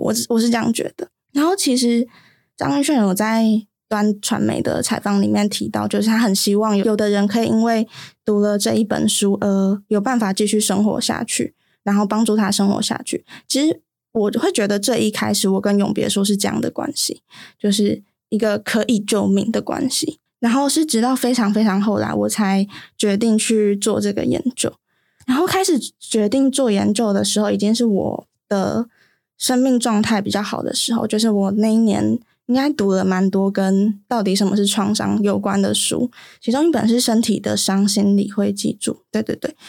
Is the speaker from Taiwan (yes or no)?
yes; Yilan County, Taiwan; 我是宜兰人，所以其实我并没有参与到三一八